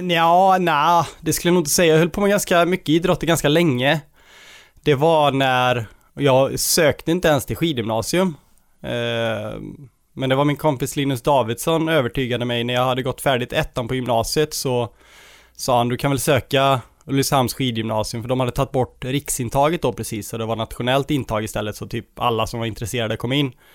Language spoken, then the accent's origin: Swedish; Borås, Västra Götaland, Sweden; jag är från Borås